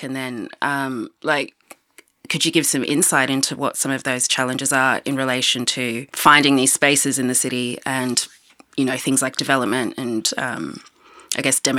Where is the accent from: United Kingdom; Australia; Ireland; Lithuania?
Australia; Sydney, New South Wales; places that I'm from Sydney, where the relationship is really pretty adversarial at times.